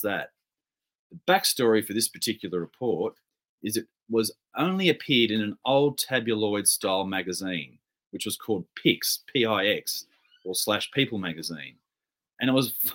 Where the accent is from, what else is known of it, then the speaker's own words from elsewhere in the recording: Victoria, Australia; my home state of Victoria